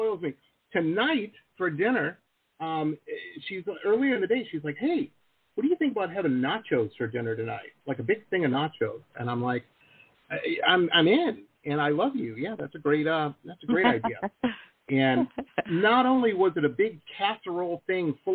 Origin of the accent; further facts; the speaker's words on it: Detroit, Michigan, United States; I grew up in Metro Detroit. So, I'm firmly Midwestern myself.